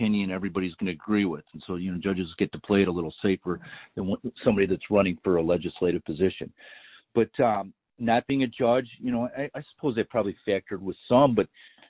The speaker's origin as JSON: {"language": "English", "region": "Illinois", "country": "United States", "said": "I came from Lake County, Illinois, which is renowned for wrongful convictions, better than any, better known than any other county in Illinois, maybe in America, for wrongful convictions."}